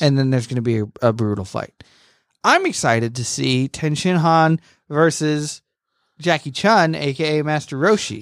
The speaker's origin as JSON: {"language": "English", "region": "Florida", "country": "United States", "moved": "yes", "said": "I'm from Florida"}